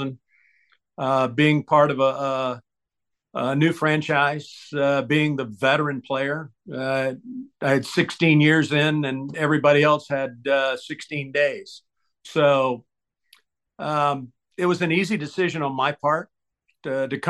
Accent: Tampa, Florida, United States; Growing up in Tampa Bay

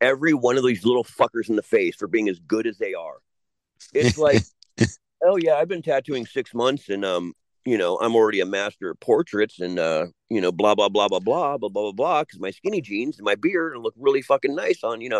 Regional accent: California, United States; When I was younger, okay, growing up, like where I grew up in Southern California.

